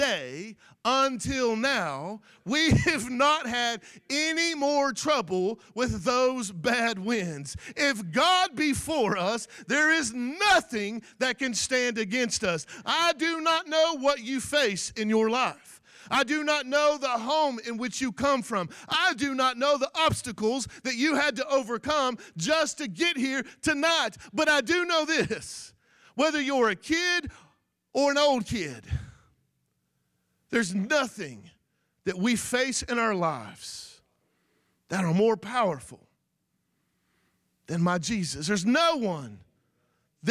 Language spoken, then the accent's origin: English; Florida, United States; I'm not from Arkansas, and I'm not from Louisiana. I'm just an old cracker from Florida